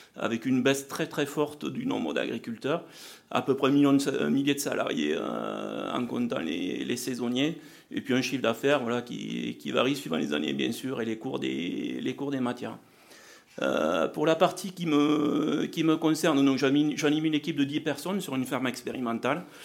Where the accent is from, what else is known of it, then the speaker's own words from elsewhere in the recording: south-west France, France; accent: south-western (implied); je m'occupe de la recherche et du développement pour une coopérative agricole dans le sud-ouest